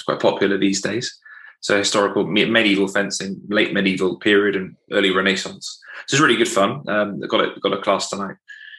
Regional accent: England, United Kingdom; I'm based in the UK, and I'm originally from England, and I moved around a little bit for work and different purposes.

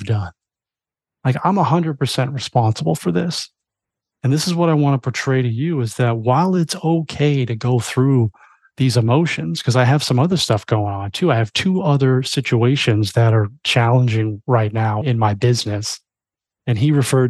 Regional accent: Florida, United States; moved away; I grew up in Florida my whole life

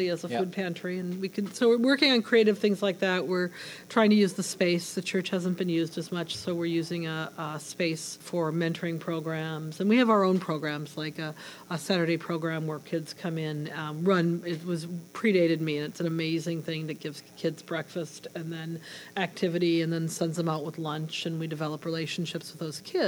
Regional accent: Minnesota, United States; also born or lived in North Dakota; now in Hartford, United States; I am originally from Minnesota, came to Hartford, Connecticut from North Dakota

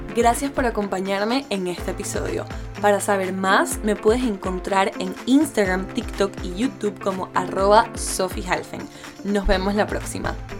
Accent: Bogotá, Colombia; soy bogotana, ya digo marica

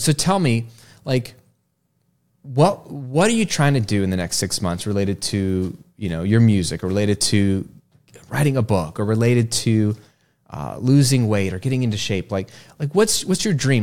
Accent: Virginia, United States; now in Florida, United States; I went to school after Labor Day when I grew up in Virginia, but it is different down here in Florida

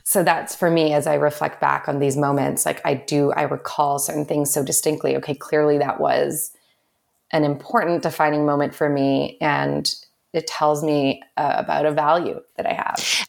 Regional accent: Vancouver, British Columbia, Canada; I'm from Vancouver originally

